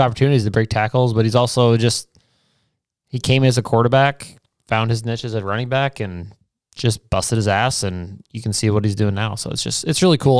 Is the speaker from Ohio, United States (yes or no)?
no; Iowa, United States; also born or lived in Nebraska / New Mexico; I was born in Nebraska. Thomas was born in Carn, or Albuquerque, New Mexico. So, like, we weren't born in Iowa.